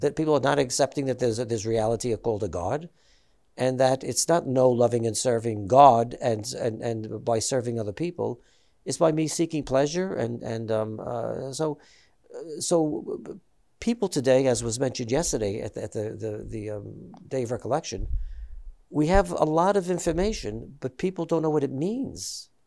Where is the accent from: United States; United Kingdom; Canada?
United States; New York; I'm Italian American, I'm from New York, and, and, and, uh, so, you know, all of my friends that I grew up with were, uh, Catholic.